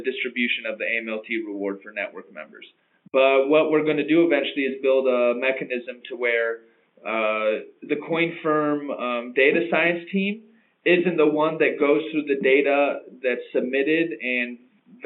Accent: United States; moved away; also born or lived in London; as an American originally myself

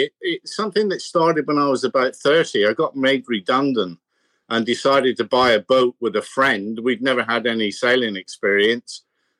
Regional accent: United Kingdom; born there; also born or lived in New Zealand / Australia; Well, originally the UK, but I'm a bit of a street dog because I was born in the UK.

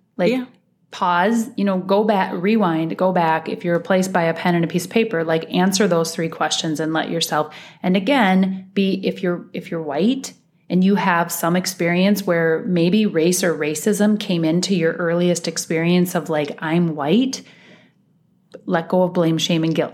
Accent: Iowa, United States; moved away as an adult; now in Minnesota, United States; I, I was um, born and raised in Iowa.

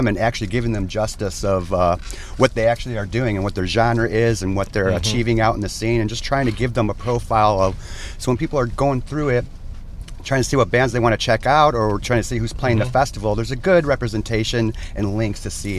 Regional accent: Chicagoland suburbs, Illinois, United States; I grew up in the suburbs

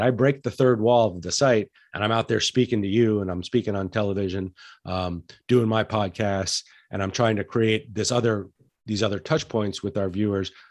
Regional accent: Santa Fe, New Mexico, United States; I grew up in Santa Fe, New Mexico, which is a fantastic restaurant town

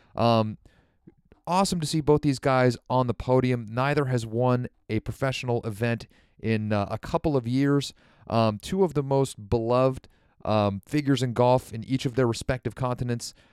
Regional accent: United States; as an American golf fan

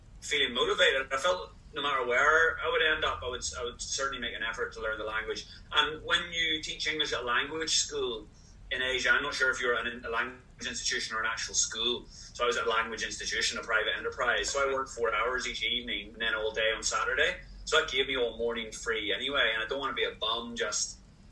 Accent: Ireland; moved away as an adult; also born or lived in England; I'm Irish, but I went to university in England. So I'd already left home at 18

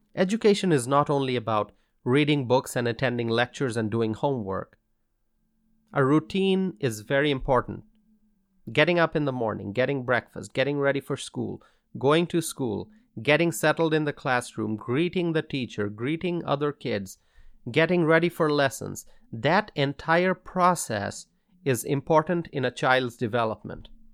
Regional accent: Wisconsin, United States; In my home state of Wisconsin

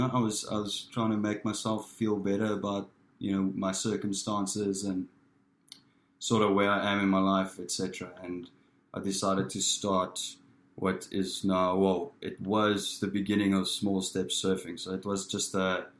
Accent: Pretoria, Gauteng, South Africa; I'm born and raised in South Africa, so in Pretoria, which is the capital of South Africa.

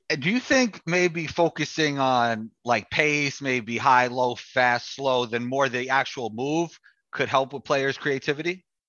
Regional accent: New York City, New York, United States; I grew up playing in New York City

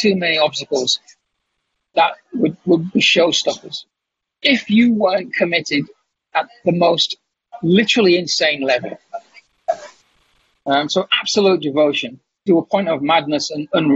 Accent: Kingston upon Hull, Yorkshire and the Humber, United Kingdom; I'm sitting in a cafe in the town of Kingston-upon-Hull in England, my hometown

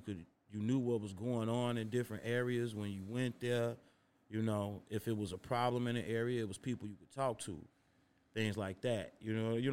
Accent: Chicago, Illinois, United States; growing up as a Chicago kid

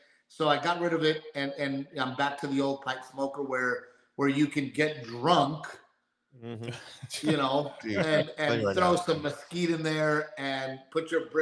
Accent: Texas, United States; moved away; also born or lived in California; being a Texan and growing up in Texas

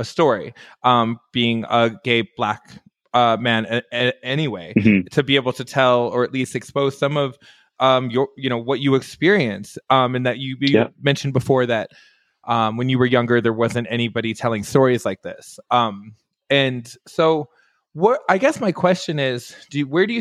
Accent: Detroit, Michigan, United States; I grew up right outside of Detroit, Michigan

